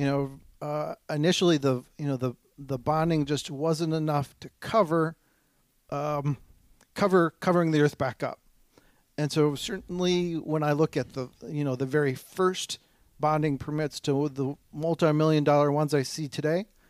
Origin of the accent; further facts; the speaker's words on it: Cumberland, Wisconsin, United States; now in Eau Claire, United States; I'm originally a farm kid from Cumberland.